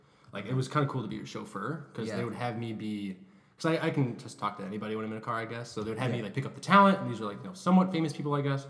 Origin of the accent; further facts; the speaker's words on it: Detroit, Michigan, United States; moved away as an adult; now in Los Angeles, United States; Metro Detroit. I was born in Detroit, then I was like raised like in a suburb outside, very similar to like probably what it's like in Chicagoland.